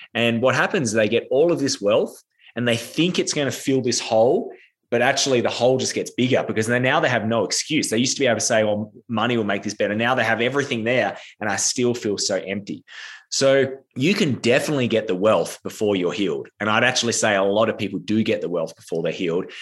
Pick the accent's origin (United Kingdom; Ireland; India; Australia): Australia; I am Australian, but I'm actually in America right now